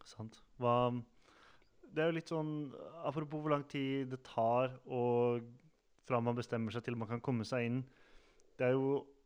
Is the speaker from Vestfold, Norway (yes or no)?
yes; Sande, Vestfold, Norway; moved away; Jeg er jo også fra Sande i Vestfold